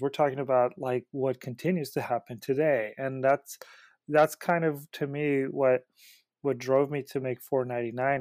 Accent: Mexico City, Mexico; moved away; also born or lived in Merced, California, United States; I grew up between Mexico City, well, I was born in Mexico City, and then I came to the Central Valley to Merced

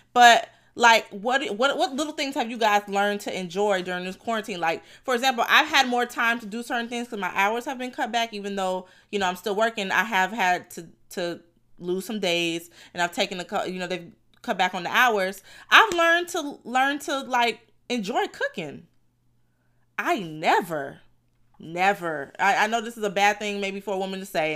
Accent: Fort Lauderdale, Florida, United States; I'm from Lauderdale

